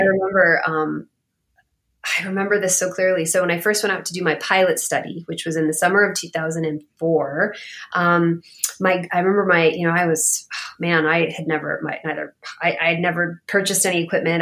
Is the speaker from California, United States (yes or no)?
yes; Bay Area, California, United States; moved away; I am from the Bay Area. I am I'm from California originally